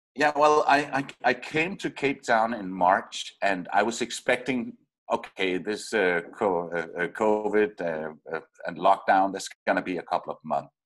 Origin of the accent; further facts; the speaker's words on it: Denmark; moved away as an adult; I'm from Denmark